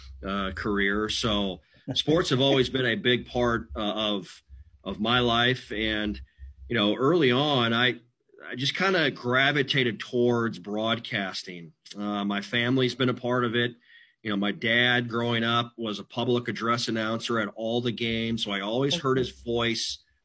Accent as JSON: {"language": "English", "town": "Mitchell", "region": "South Dakota", "country": "United States", "tie": "born or raised there", "moved": "yes", "said": "here in my hometown of Mitchell, South Dakota"}